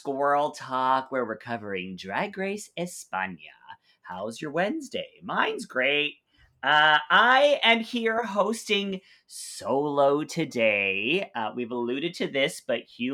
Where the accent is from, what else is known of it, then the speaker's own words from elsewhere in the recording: Canada; My family is from Mexico. I'm born and raised in Canada.